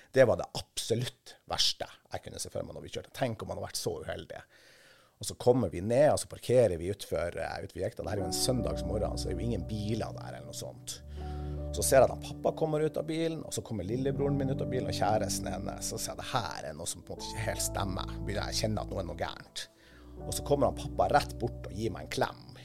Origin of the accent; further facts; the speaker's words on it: Kvaløya, Troms, Norway; hjemme på Kvaløya